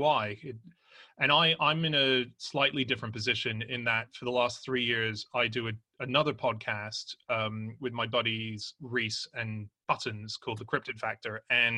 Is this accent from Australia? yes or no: yes; Australia; Anna's married to an Australian, I'm an Australian